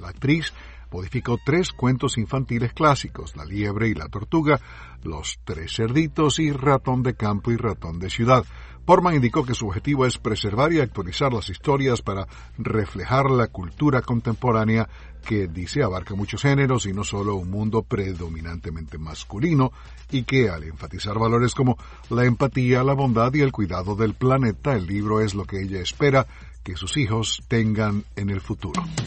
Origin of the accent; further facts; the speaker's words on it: Venezuela; now in Washington, United States; en mi país de origen, Venezuela